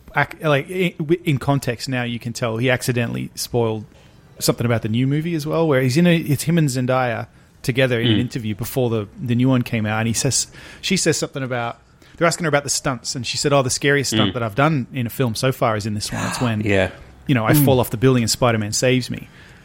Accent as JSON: {"language": "English", "region": "England", "country": "United Kingdom", "moved": "yes", "lives_now": "United States", "said": "I'm English."}